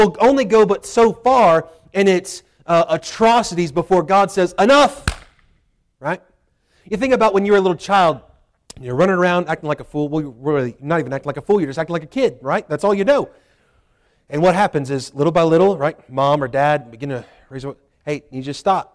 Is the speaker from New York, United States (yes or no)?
no; 30 minutes from Charlottesville, Virginia, United States; my hometown, there in Charlottesville